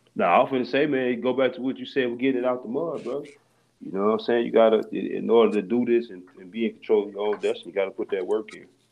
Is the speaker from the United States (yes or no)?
yes; Harvey, Illinois, United States; also born or lived in Chicago; born in Chicago, I was raised in Harvey, Illinois